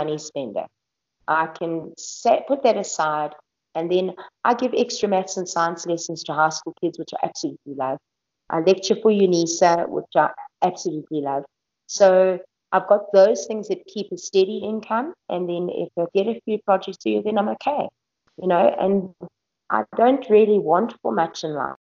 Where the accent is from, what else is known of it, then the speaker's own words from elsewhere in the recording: South Africa; as a South African